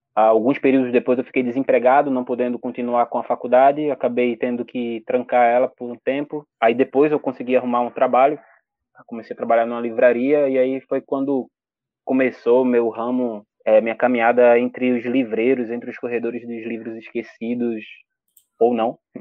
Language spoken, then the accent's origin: Portuguese; Olinda, Pernambuco, Brazil; eu sou natural da Ilha do Rato, que é uma favela lá de Olinda, Pernambuco, nascido e criado